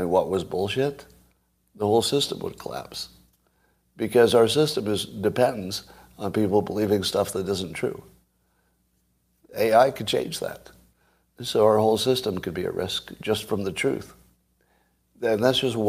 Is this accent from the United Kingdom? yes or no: no; United States; when I grew up in America